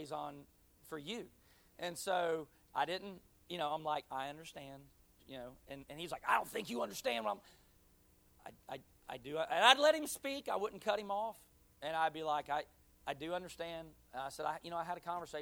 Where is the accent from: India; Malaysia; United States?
United States; Pensacola, Florida; moved away as an adult; now in Jacksonville, United States; I was born here in Jacksonville, NAS, but at three, my dad moved to his last duty station, which was Pensacola, so that's where I grew up. I call that my hometown still